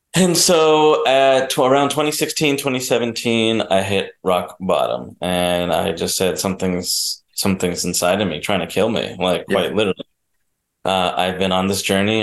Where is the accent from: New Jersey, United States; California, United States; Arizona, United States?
New Jersey, United States; I was born and raised in New Jersey